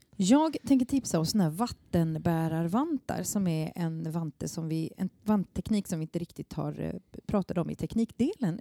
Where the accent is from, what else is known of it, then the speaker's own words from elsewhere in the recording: Småland, Sweden; now in Stockholm, Sweden; jag kommer från Småland